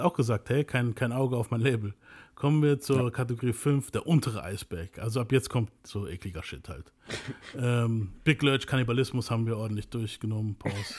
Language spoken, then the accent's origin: German; Venezuela; bei uns in Venezuela